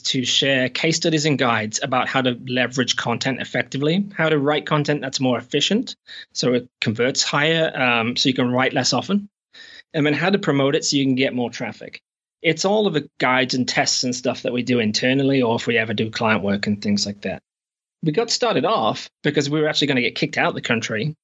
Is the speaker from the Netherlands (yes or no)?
no; England, United Kingdom; moved away as an adult; also born or lived in Shropshire / America / Canada; now in New Zealand; I'm actually from England, but I've not been back in eight or nine years